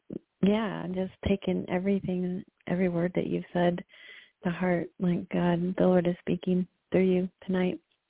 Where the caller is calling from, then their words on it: North Carolina, United States; Hi, Jeanne. … from North Carolina.